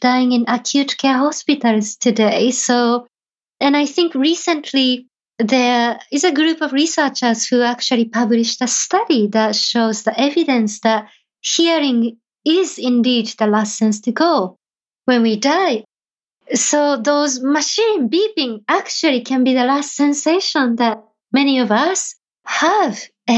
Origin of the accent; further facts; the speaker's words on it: Japan; moved away; somebody who was born and raised in Japan